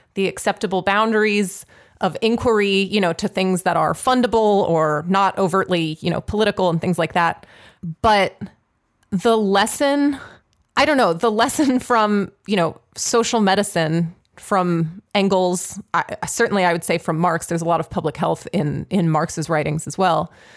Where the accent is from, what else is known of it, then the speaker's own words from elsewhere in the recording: Pittsburgh, Pennsylvania, United States; Pittsburgh, which, uh, regular listeners will know is my hometown.